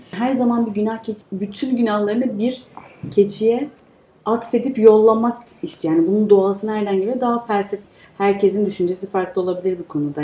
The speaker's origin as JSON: {"language": "Turkish", "country": "Turkey"}